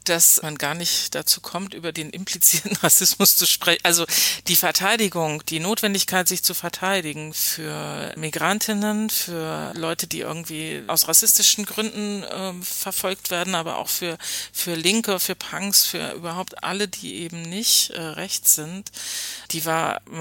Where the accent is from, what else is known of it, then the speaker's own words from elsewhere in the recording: Hoyerswerda, Saxony, Germany; wenn man gesagt hat, ich bin aus Hoyerswerda, alle kannten äh, diese Geschichte und man war ständig damit konfrontiert.